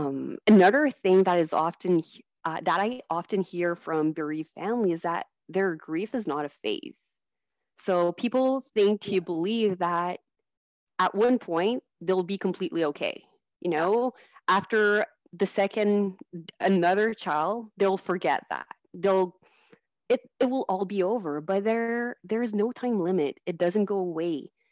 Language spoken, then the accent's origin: English; Ontario, Canada; first language French; English is a second language; And I never was able to get any support services in French. So my first language is French.